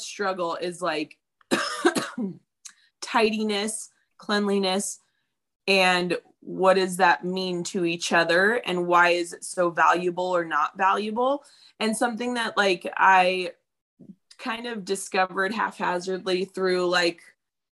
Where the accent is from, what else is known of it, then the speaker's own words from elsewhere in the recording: Apple Valley, California, United States; We grew up in Apple Valley